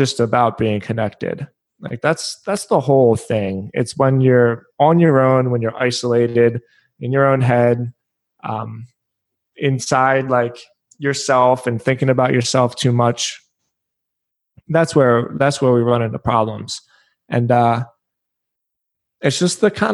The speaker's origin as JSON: {"language": "English", "town": "Philadelphia", "region": "Pennsylvania", "country": "United States", "tie": "born or raised there", "also_born_or_lived": "Edinburgh, Scotland (ancestry)", "moved": "yes", "lives_now": "Florida, United States", "said": "we grew up in Philadelphia"}